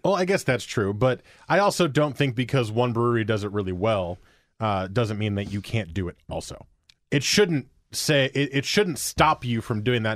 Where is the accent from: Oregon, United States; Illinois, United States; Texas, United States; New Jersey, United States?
New Jersey, United States; now in Portland, United States; where I grew up in New Jersey